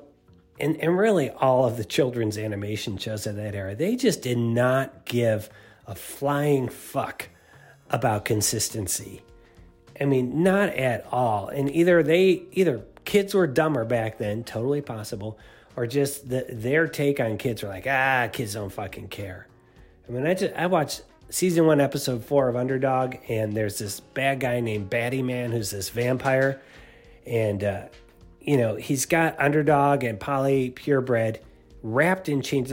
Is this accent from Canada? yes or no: no; Cleveland, Ohio, United States; Cleveland, Ohio, my hometown